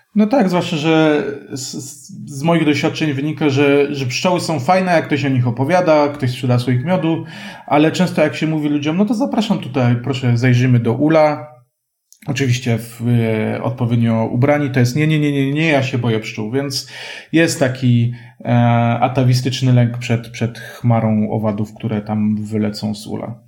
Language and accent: Polish; Kraków, Lesser Poland, Poland; ja jestem krakusem